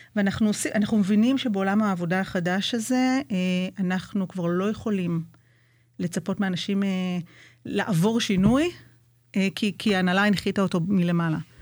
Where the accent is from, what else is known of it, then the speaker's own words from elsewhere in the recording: Jerusalem, Jerusalem District, Israel; moved away as an adult; now in Kibbutz Nahshon, Israel; אני קיבוצניקית חדשה, כמו שאמרנו, אני ירושלמית במקור.